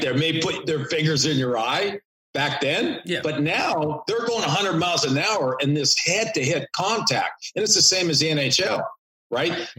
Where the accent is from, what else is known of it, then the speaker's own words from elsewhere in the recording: Canada; moved away as an adult; also born or lived in New York / Detroit; I grew up in Canada